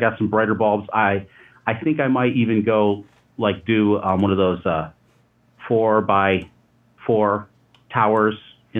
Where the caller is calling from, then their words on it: upstate New York, United States; I'm calling from upstate New York